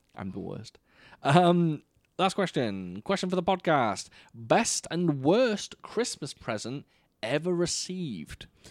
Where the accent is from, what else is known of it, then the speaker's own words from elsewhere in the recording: United Kingdom; as a Brit